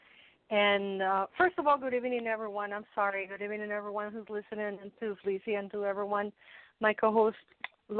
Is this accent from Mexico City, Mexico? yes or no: yes; Mexico City, Mexico; I'm from Mexico City, for those who don't know. And growing up in Mexico